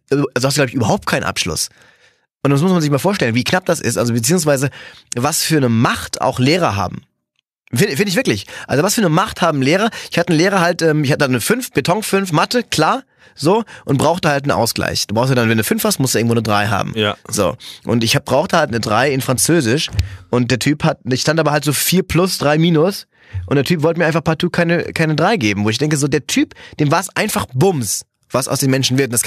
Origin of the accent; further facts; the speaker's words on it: Cologne, North Rhine-Westphalia, Germany; Ja, ich bin ja, ich bin ja Kölner